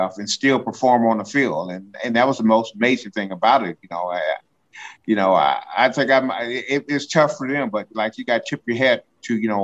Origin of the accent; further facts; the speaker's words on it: Decatur, Illinois, United States; I grew up in Decatur, Illinois